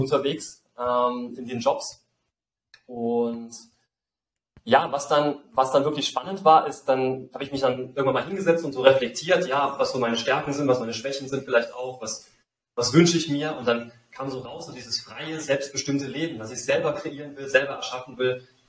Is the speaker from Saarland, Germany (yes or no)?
yes; Saarland, Germany; now in Mexico; ich bin in einem kleinen Dorf im Saarland aufgewachsen